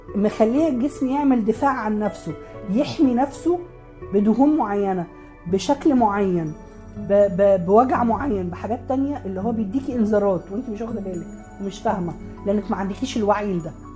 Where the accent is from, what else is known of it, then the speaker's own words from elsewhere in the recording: Alexandria, Alexandria Governorate, Egypt; عندنا في اسكندريه